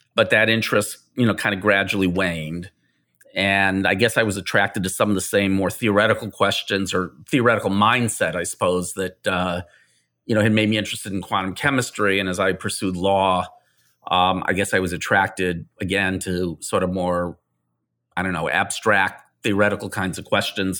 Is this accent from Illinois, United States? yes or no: yes; Chicago, Illinois, United States; accent: Midwestern; now in New York, United States; I grew up in Chicago